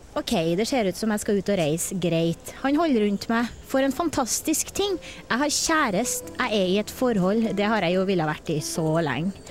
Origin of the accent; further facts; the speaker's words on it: Verdal, Trøndelag, Norway; Jeg kommer fra Verdalen